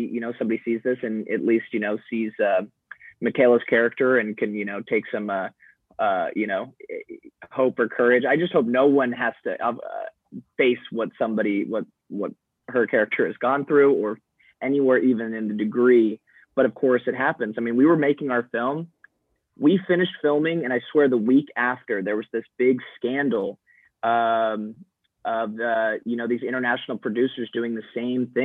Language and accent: English; Arizona, United States; as a white guy growing up in Arizona